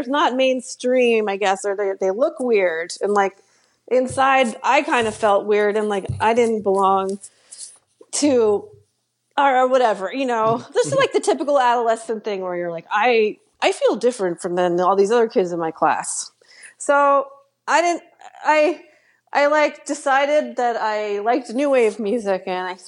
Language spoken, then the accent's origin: English; Washington, District of Columbia, United States; moved away as an adult; also born or lived in Boston; I grew up in Washington, D.C., where I live now.